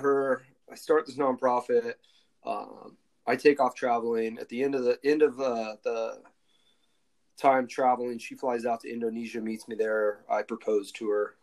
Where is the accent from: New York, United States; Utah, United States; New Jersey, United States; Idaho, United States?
Idaho, United States; Coeur d'Alene; also born or lived in Southern California; I was originally from Idaho. Like, went to college in Southern California. Kind of moved around a little bit, but kind of Coeur d'Alene, Idaho